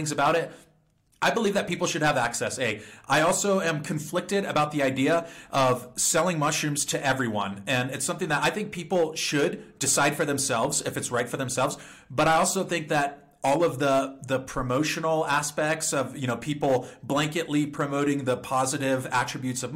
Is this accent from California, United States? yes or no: yes; California, United States; I'm from California